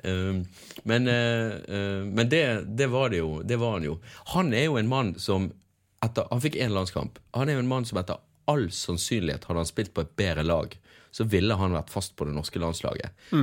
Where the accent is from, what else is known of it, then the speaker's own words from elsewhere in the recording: Bergen, Vestland, Norway; der det var der jeg bodde når jeg var syv år gammel og begynte å spille fotball. Og ja, holdt på helt til jeg flyttet eh, til Åsane, fra Sandviken til Åsane